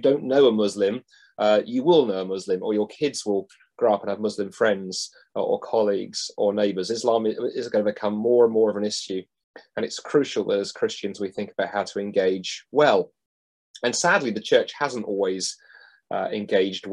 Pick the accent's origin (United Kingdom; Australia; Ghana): United Kingdom; London; I grew up in London, in South London, and even back there in the 1980s, that was a very, very multicultural